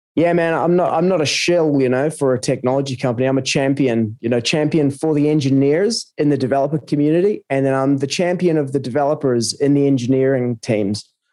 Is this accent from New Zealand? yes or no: yes; New Zealand; moved away; also born or lived in South America / Australia; I'm originally from New Zealand, um, lived in various places around the world, uh, South America for a few years and uh, Australia for nearly a couple of decades